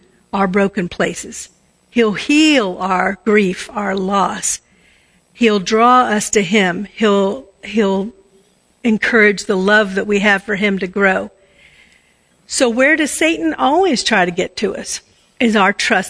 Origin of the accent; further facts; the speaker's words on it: Washington, District of Columbia, United States; I was brought up around Washington, D.C.